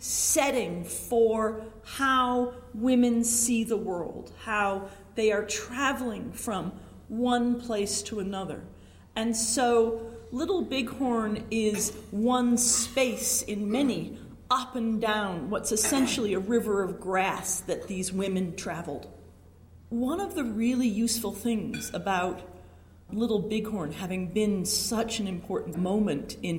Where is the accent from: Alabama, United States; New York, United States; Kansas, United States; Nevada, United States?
New York, United States; New York City; moved away; also born or lived in Laramie, Wyoming; I'm a girl from Brooklyn